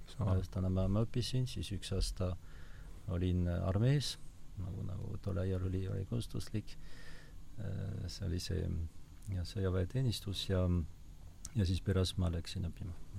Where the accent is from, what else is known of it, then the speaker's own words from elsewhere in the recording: Basque Country, Nouvelle-Aquitaine, France; Estonian is a second language; moved away as an adult; also born or lived in Paris, France / Rome, Italy; now in Estonia; ma olen sündinud äh, Lõuna-Prantsusmaal, Baskimaal